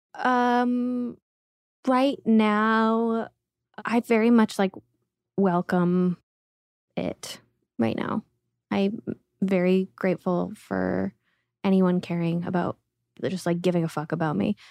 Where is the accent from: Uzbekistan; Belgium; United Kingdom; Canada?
Uzbekistan; moved away; I was born in Uzbekistan